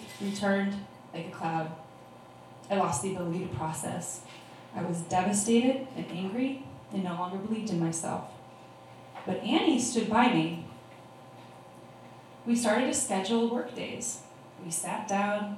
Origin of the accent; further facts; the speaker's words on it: Oregon, United States; I did grow up in Oregon